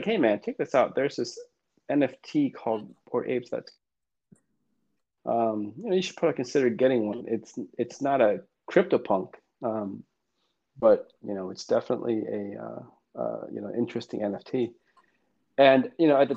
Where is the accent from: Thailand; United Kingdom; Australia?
Thailand; Thai, I'm from Thailand.